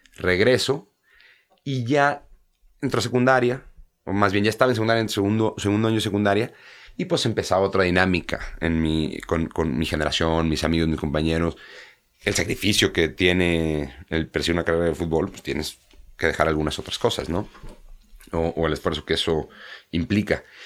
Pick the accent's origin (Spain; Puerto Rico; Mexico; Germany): Mexico; moved away as an adult; now in England; no soy un mexicano que, que se fue a vivir allá desde los 10 años, es diferente, ¿no? Porque los inicios son aquí